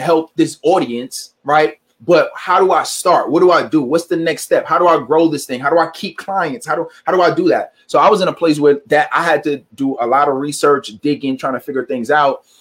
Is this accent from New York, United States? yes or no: yes; New York City, New York, United States; I'm originally from New York City, and I didn't have the best upbringing